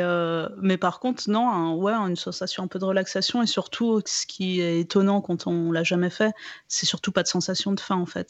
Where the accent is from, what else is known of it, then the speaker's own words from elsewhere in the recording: France; je suis je suis française